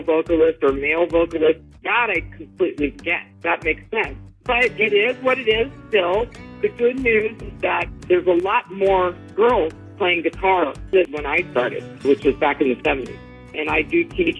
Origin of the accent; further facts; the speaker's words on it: Los Angeles, California, United States; I grew up in the Valley in North Hollywood.